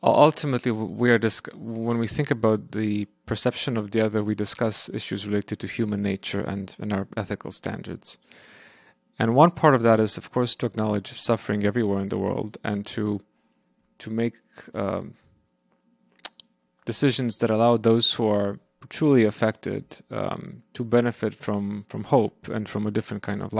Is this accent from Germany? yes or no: no; Romania; and I'm also from Romania, so it's it's it's fairly close.